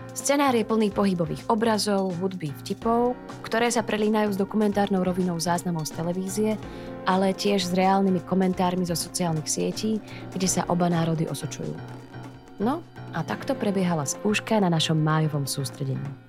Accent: Slovakia; now in Prague, Czech Republic; som Slovenka, žijúca v Prahe

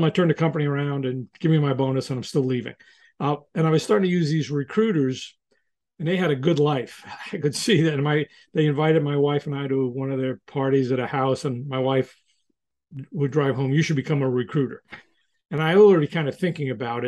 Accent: New York, United States; I'm from New York

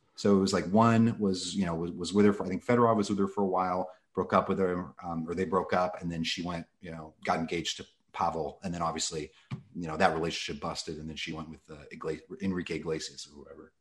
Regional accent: Los Angeles, California, United States; I grew up in Los Angeles, um, basically here since I was two months old.

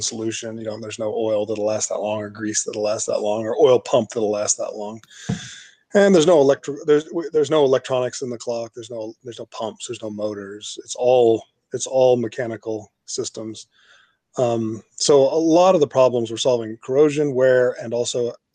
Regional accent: Austin, Texas, United States; born or raised there; moved away as an adult; also born or lived in Los Angeles, California

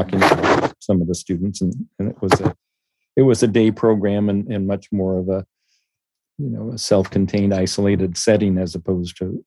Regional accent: Eugene, Oregon, United States; I grew up in Eugene, Oregon, which is in the northwest portion of the United States

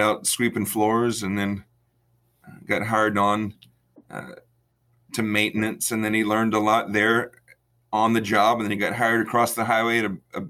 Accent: Freeport, Texas, United States; I was born and raised in Freeport, Texas, south of Houston, right on the coast

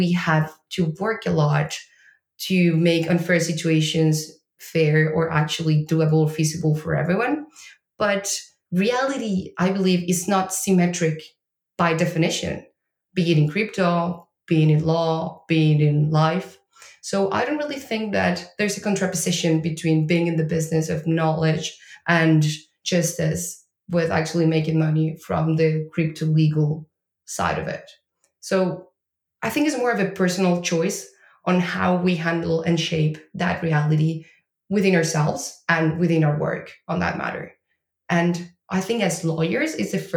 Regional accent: Argentina; moved away as an adult; now in Lisbon, Portugal; I am from Argentina

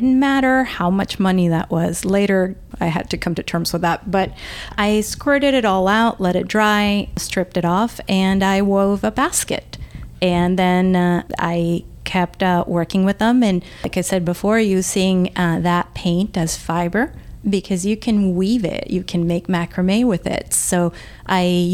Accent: El Salvador; English is a second language; now in United States; I grew up in El Salvador during the war

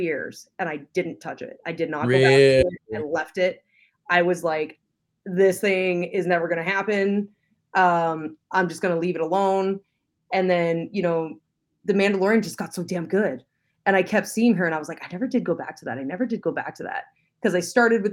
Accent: London, Ontario, Canada; moved away; I actually grew up in London. I'm a Londoner.

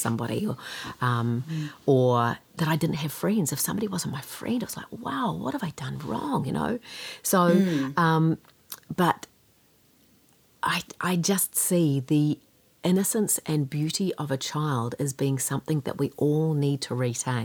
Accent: Kaikohe, Northland, New Zealand; Growing up in Kaikoi and being a pretty shy kid

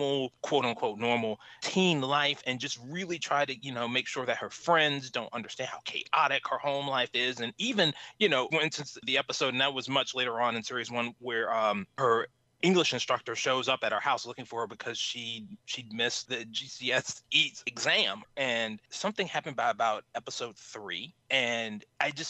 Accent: Charlottesville, Virginia, United States; I'm actually from Charlottesville. I'm from Charlottesville, Virginia.

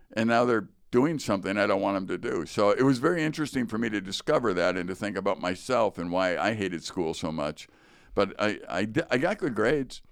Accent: Chicago, Illinois, United States; growing up in Chicago

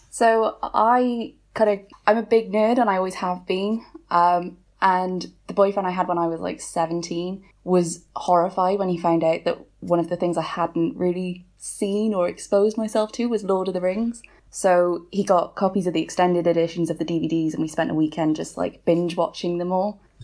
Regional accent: Wales, United Kingdom; I'm Welsh

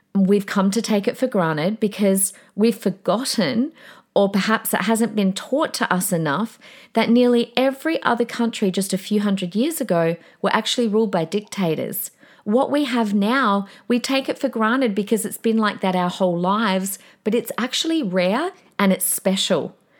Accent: Australia; We, we are Australian.

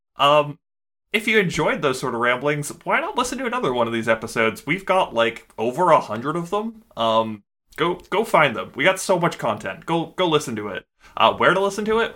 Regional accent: Canada; we're Canadian

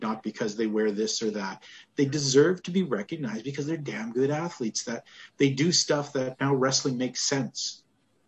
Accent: Western Canada, Canada; I grew up in Western Canada

